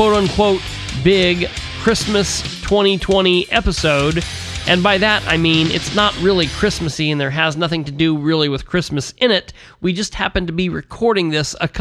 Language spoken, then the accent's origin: English; East Central Indiana, United States; born or raised there